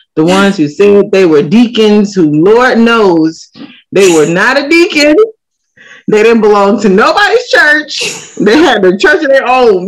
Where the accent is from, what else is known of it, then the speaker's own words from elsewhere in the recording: United States; I'm American